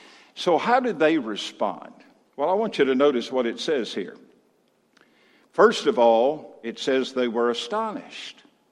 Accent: Mississippi, United States; I came from Mississippi 26 years ago. And in Mississippi, we had a statement when we were surprised or astonished by something.

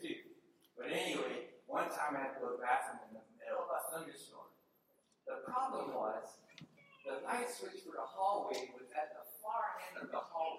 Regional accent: California, United States; my four brothers and I were born and raised in California

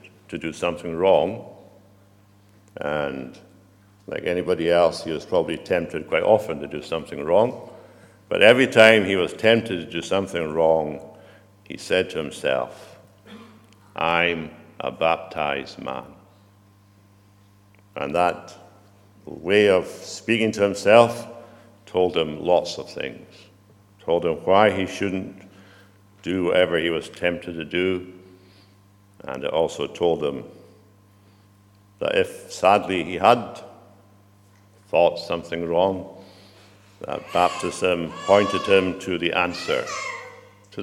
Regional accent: United Kingdom; probably you and I are all British

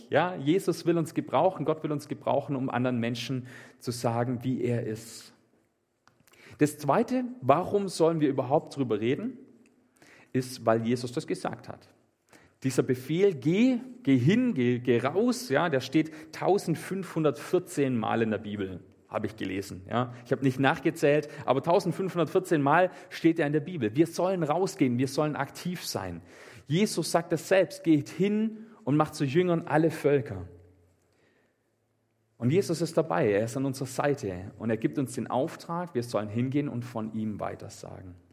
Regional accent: Meßstetten, Baden-Württemberg, Germany; Ich komme aus Messstätten und da sind die auch immer rumgelaufen.

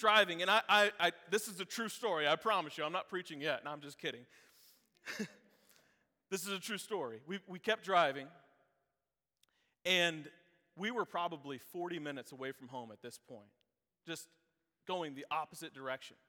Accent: Georgia, United States; now in Florida, United States; I grew up in Georgia

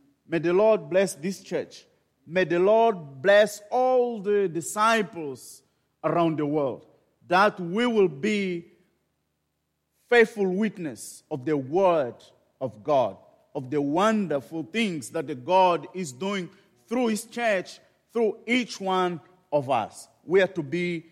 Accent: Maputo, Mozambique; I was born in Maputo, in Mozambique, and thus I am the missionary there

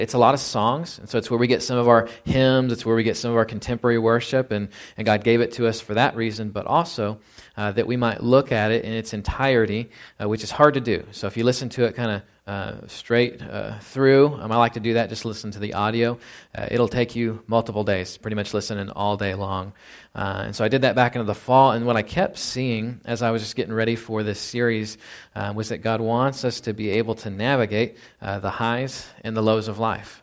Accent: Fort Worth, Texas, United States; as I was a kid growing up in Fort Worth, Texas

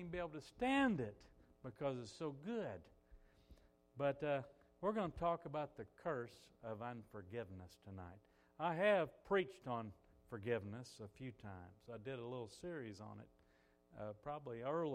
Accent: United States; I'm an American citizen

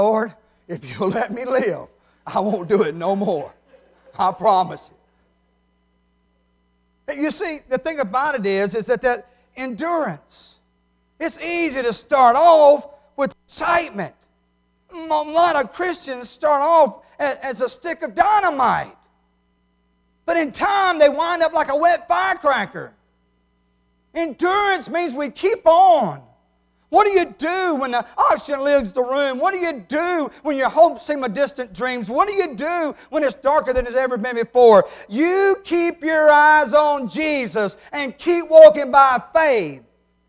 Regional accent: New Hebron, Mississippi, United States; Now, I wasn't going to tell y'all, I'm from New Hebron, but Brother Jeff done let the cat out of the bag.

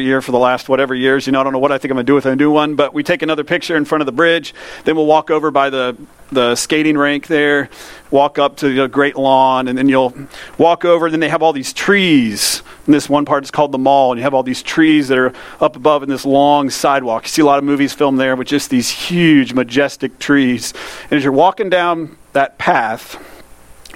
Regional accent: United States; I grew up in Polk County

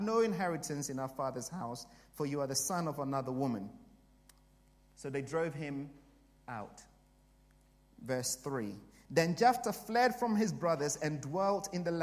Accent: Ghana; also born or lived in Canterbury; now in United Kingdom; I came from Africa, from Ghana

